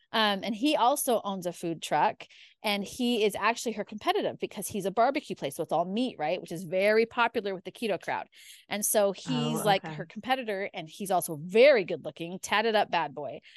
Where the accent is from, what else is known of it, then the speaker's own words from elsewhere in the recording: Spokane, Washington, United States; moved away as an adult; also born or lived in Idaho; I was born and raised in Spokane, Washington